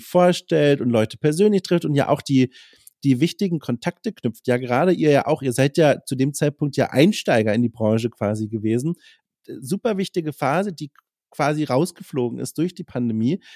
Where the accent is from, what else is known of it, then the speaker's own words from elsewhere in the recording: Franconia, Germany; accent: Franconian; ich komme ja auch aus dem Süden